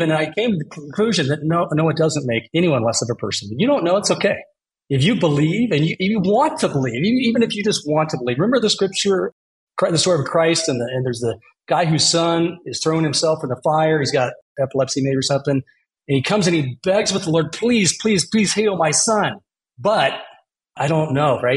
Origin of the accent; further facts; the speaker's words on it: Eagle, Idaho, United States; now in Denver, United States; growing up in Idaho, awesome place, Eagle to all the Eagleites